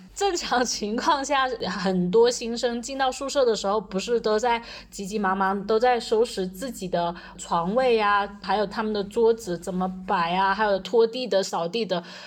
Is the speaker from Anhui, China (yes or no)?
no; Foshan, Guangdong, China; moved away as an adult; also born or lived in Chaozhou / Tibet; 我是广东人，我家是佛山的，但是我去了潮州念书